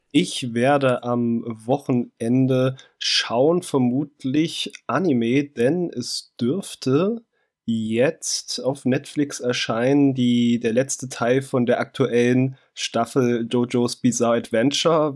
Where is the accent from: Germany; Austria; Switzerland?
Germany; East Germany; Ich komme aus dem FKK. -Land